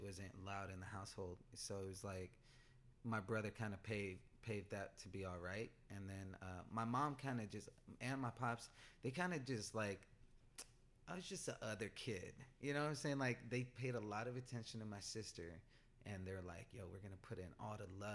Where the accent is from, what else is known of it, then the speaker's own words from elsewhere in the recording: Pomona, California, United States; also born or lived in Glendora; I grew up in Pomona